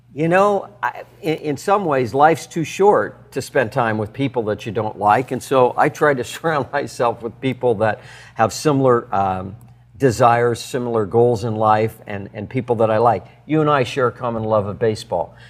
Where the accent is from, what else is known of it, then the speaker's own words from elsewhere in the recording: Red Lodge, Montana, United States; I grew up in Red Lodge, Montana